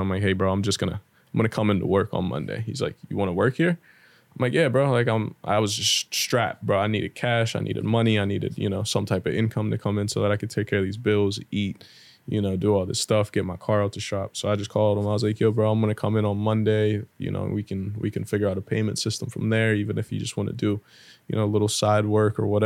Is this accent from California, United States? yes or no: no; Greensburg, Pennsylvania, United States; also born or lived in Florida; growing up in Greensburg, you don't hear no type of accents, no, like, all you hear is English, you know, white, black, Italian, and that's really all you see in Pennsylvania, in Greensburg at least.